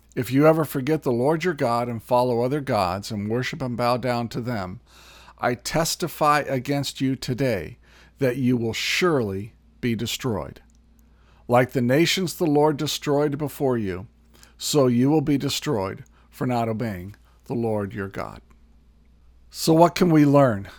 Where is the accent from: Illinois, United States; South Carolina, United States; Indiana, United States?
Indiana, United States; also born or lived in California; now in Minnesota, United States; I was born in Indiana, um, spent a year in California, and then have spent the last 30 years here in Minnesota